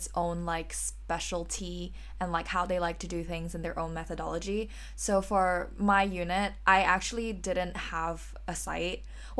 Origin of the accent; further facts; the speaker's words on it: Malaysia; now in London, United Kingdom; I'm a third-year architecture student studying at the Bartlett as well, and I'm originally from Malaysia.